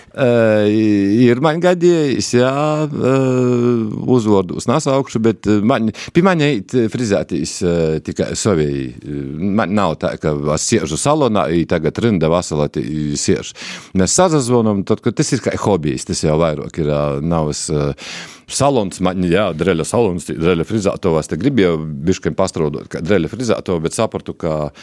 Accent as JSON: {"language": "Latvian", "region": "Latgale", "country": "Latvia", "tie": "born or raised there", "said": "tā ir mana dzimtenē"}